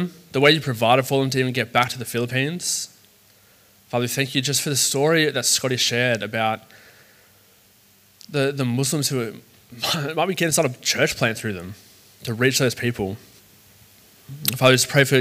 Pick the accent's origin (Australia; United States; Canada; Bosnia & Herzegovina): Australia; Sydney, New South Wales; I grew up in the south of Sydney. It's called the Shire. I grew up in the Shire